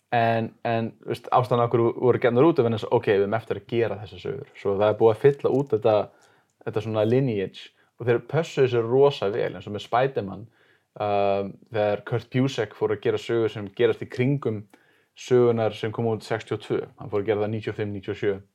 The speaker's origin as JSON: {"language": "Icelandic", "country": "Sweden", "tie": "born or raised there", "moved": "yes", "lives_now": "Iceland", "said": "ég orðst upp í Svíþjóð"}